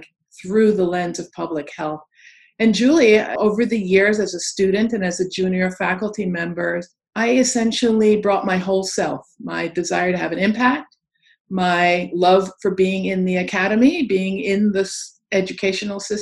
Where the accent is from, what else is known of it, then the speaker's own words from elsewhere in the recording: New York City, New York, United States; growing up in Queens Village, New York